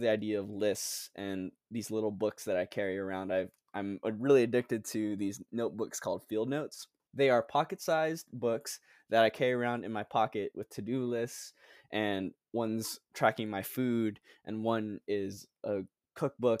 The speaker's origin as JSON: {"language": "English", "country": "Guam", "tie": "born or raised there", "also_born_or_lived": "Philippines", "moved": "as an adult", "lives_now": "Charleston, United States", "said": "I was born in the Philippines, but raised in the island of Guam"}